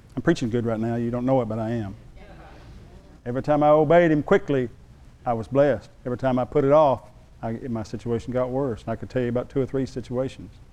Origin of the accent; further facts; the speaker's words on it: San Angelo, Texas, United States; I'm from West Texas